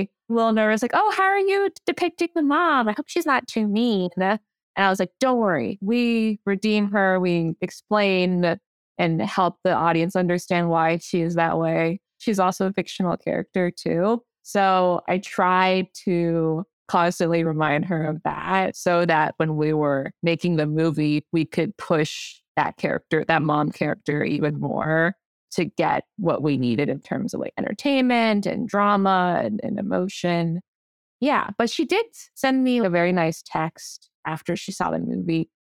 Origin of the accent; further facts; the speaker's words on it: East York, Ontario, Canada; I grew up in East York, which is a big immigrant community there. I went to school there. So all my classmates were immigrant kids as well.